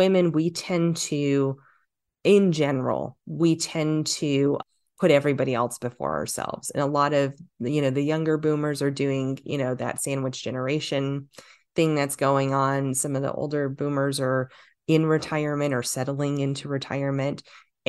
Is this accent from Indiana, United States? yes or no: no; Los Angeles, California, United States; I did start in Hollywood. I grew up in Southern California. I grew up in LA.